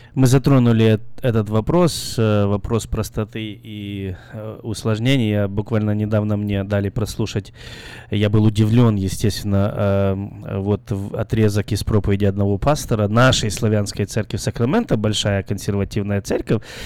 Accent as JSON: {"language": "Russian", "country": "Belarus", "moved": "yes", "lives_now": "Carmichael, United States", "said": "я из Белоруссии"}